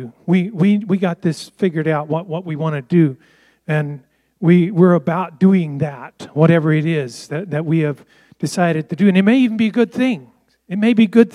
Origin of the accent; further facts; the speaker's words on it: United States; I was raised in the Amish culture where we were separated from all this